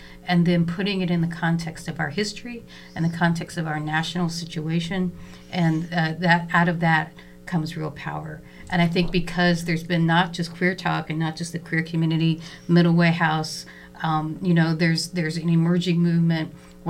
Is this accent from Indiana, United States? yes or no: yes; Indiana, United States; I grew up in Indiana, but I've only been back in Bloomington for 6 years.